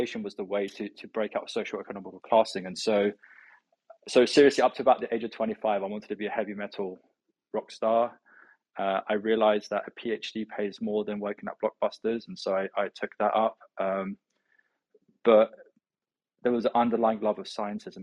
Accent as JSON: {"language": "English", "region": "London", "country": "United Kingdom", "tie": "born or raised there", "said": "We're ethnically Iranian. I grew up in London"}